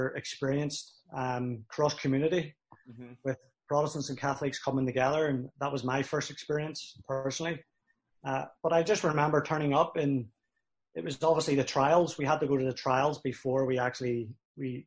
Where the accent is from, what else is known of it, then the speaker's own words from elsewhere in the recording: Belfast, Northern Ireland, United Kingdom; moved away as an adult; also born or lived in Cincinnati; now in Winnipeg, Canada; growing up in Belfast, you know, it was a divided city.